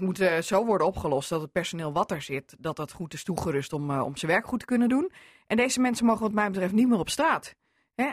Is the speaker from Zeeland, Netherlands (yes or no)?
no; Groningen, Netherlands; vlak over de grens bij ons in Groningen